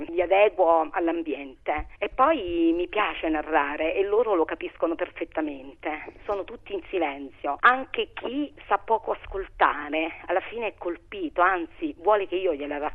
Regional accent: Minturno, Lazio, Italy; born there; also born or lived in Polcherini; now in Formia, Italy; Sono nata a Minturno, ho vissuto a Polcherini e adesso vivo a Maranola di Formia.

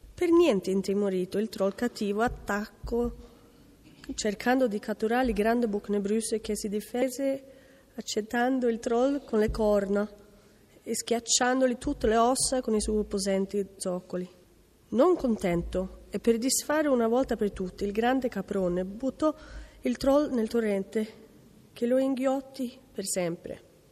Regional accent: Porsgrunn, Vestfold og Telemark, Norway; Italian is a second language; moved away; vengo da Norvegia, dalla città di Porsgrunn

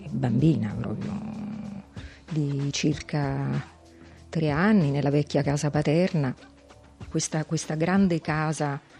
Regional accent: Rome, Lazio, Italy; E io abito in questa zona ormai da una trentina d'anni. E prima invece ho abitato, sono nata e vissuta in Prati, in una vecchia casa, era la casa paterna dei miei nonni paterni

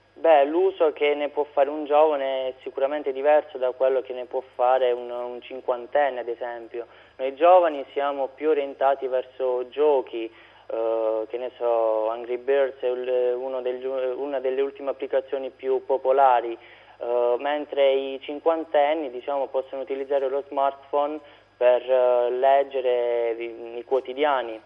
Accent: Rotondella, Basilicata, Italy; nel mio paese, Rotondella, in provincia di, di Matera

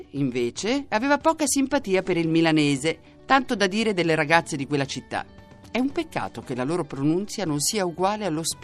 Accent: Croatia; Italian is a second language; now in Bologna, Italy; Vengo dalla Croazia

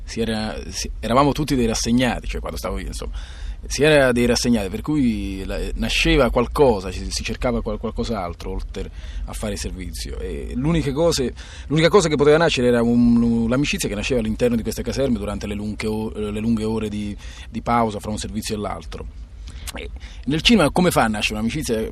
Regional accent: Ascoli Satriano, Apulia, Italy; moved away as an adult; in provincia di Foggia, Ascoli Satriano

